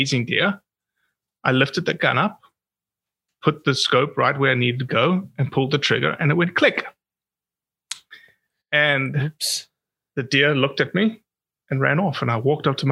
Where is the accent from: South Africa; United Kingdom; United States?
South Africa; As a South African